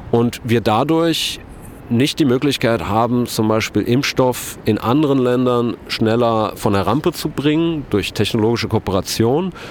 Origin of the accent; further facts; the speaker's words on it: Kassel, Hesse, Germany; Ich komme aus Kassel-Brauxel